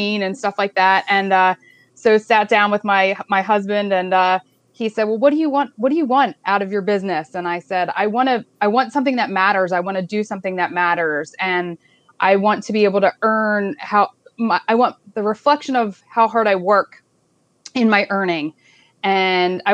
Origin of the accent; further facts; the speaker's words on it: Pottsgrove, Pennsylvania, United States; I grew up in Potts Grove. I actually went to Potts Grove and graduated late 90s from Potts Grove